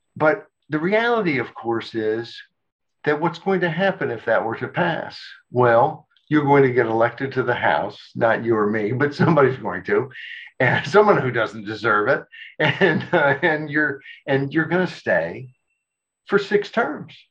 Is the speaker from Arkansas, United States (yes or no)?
yes; Arkansas, United States; I grew up in Arkansas